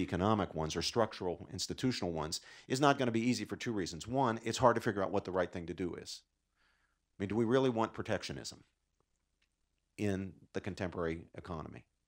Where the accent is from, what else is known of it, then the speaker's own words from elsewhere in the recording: West Virginia, United States; moved away; In my native Appalachia, I grew up in West Virginia.